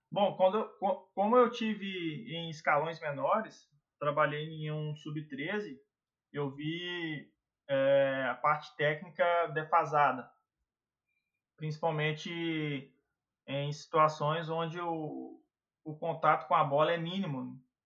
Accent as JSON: {"language": "Portuguese", "region": "Minas Gerais", "country": "Brazil", "also_born_or_lived": "Rio Grande do Sul / Portugal", "said": "eu sou sou de Minas"}